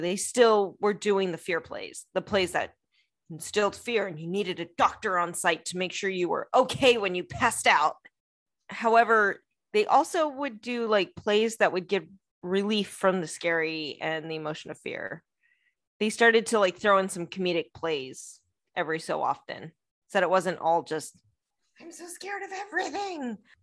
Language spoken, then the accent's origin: English; United States; I'm American who does not speak French